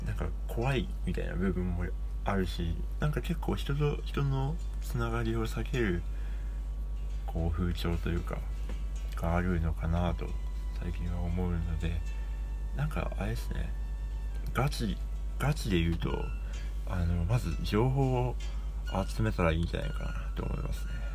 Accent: Sapporo, Hokkaido, Japan; now in Tokyo, Japan; 札幌はない

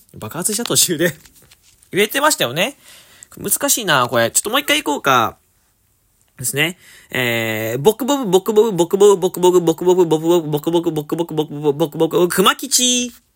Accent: Fukuoka, Japan; moved away; 地元の福岡に戻ってきておりまして

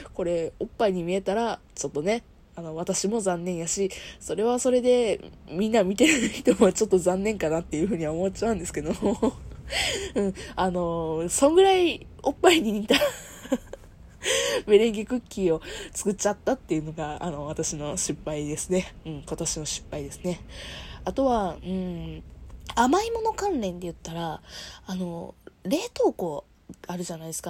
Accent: Kansai, Japan; 私、生まれも育ちも関西で、今いるところもね、あの、職場も地元なんですよ。

